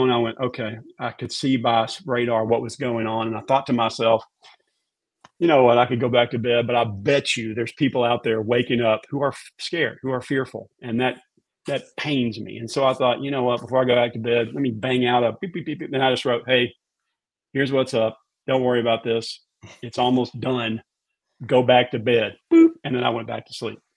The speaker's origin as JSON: {"language": "English", "town": "Raleigh", "region": "North Carolina", "country": "United States", "tie": "born or raised there", "said": "You know, I grew up in Raleigh. We're country, just Southern people."}